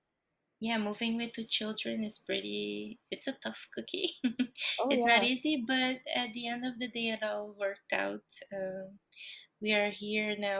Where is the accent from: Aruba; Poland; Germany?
Aruba; moved away as an adult; also born or lived in Brazil; now in Netherlands; I was born in Brazil, raised in Aruba in the Caribbean, and I've lived for the past 9 years in the Netherlands in Europe